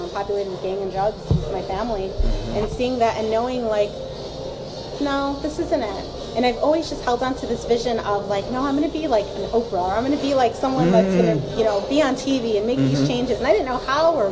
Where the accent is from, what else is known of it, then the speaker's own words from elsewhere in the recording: Chicago, Illinois, United States; I'm born and raised in Chicago